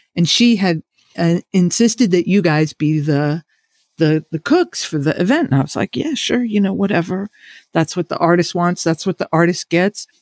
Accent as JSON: {"language": "English", "town": "New York City", "region": "New York", "country": "United States", "said": "we're both kids from the Burroughs."}